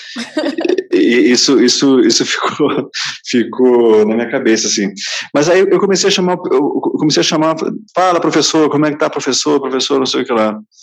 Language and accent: Portuguese; Santos, São Paulo, Brazil; also born or lived in Rio de Janeiro; eu sou paulista de Santos